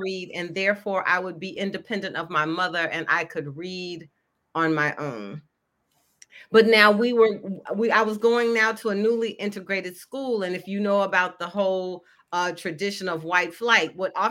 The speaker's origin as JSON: {"language": "English", "town": "Memphis", "region": "Tennessee", "country": "United States", "tie": "born or raised there", "said": "I grew up in Memphis, Tennessee, where I presently live"}